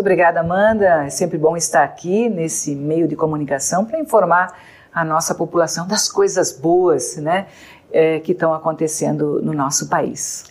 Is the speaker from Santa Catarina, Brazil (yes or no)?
yes; Santa Catarina, Brazil; eu sou de Santa Catarina